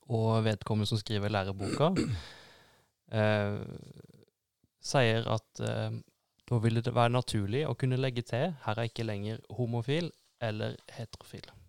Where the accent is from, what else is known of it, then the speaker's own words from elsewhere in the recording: Norway; jeg som nordmann